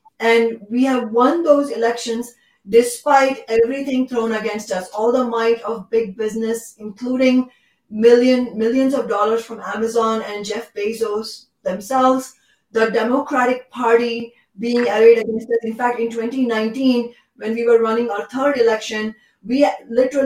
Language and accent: English; India; now in Seattle, United States; my home country, India